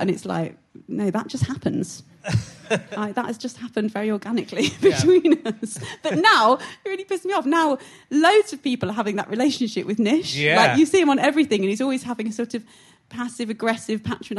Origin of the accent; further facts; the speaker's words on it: Syston, East Midlands, United Kingdom; I'm from Syston